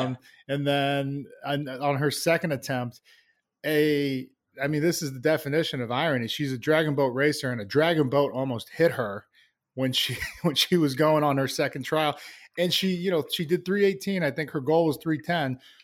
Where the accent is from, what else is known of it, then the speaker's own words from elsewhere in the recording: Plainville, Massachusetts, United States; I loved growing up there. Uh, small town, Plainville, Massachusetts.